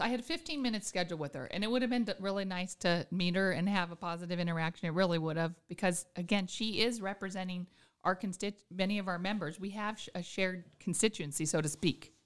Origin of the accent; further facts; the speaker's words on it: Anchorage, Alaska, United States; also born or lived in Juneau; born and raised in Anchorage, but my grandparents are from Juneau